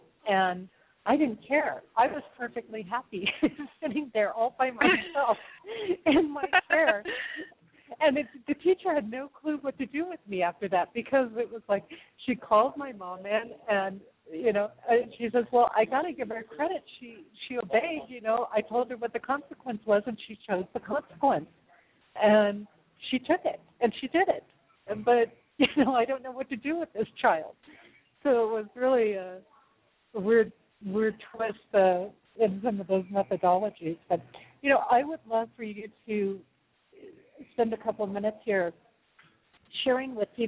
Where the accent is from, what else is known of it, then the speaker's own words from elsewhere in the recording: Texas, United States; born there; accent: southern; part of it was from when I was born in Texas, I carried over this southern accent, and instead of letting me have that southern accent, they put me into speech therapy stuff